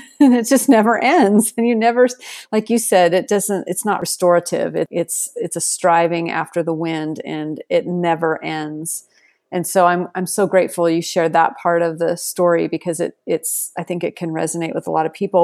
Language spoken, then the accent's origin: English; Seattle, Washington, United States; now in Texas, United States; I grew up in Seattle and then I moved to Texas